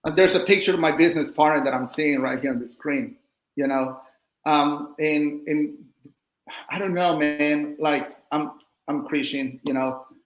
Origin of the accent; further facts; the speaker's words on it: Mexico; now in United States; I'm from Mexico